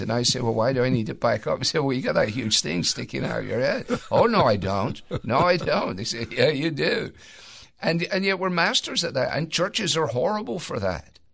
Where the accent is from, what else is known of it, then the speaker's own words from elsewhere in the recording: Scotland, United Kingdom; as a Scot